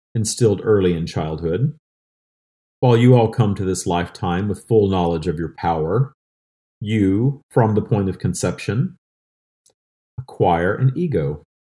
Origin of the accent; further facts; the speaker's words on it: the South, United States; I grew up in the seventies and eighties in a small town in the South